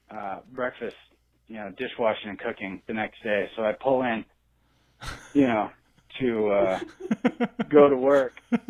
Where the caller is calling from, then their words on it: Oregon, United States; from Oregon.